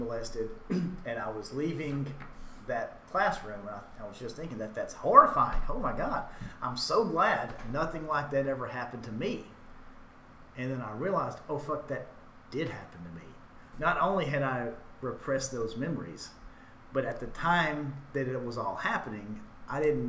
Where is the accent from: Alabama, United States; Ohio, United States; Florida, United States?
Alabama, United States; Hackleburg; I grew up in Hackleburg, a very small, like a town in northwest Alabama with a population of about 1,000 people.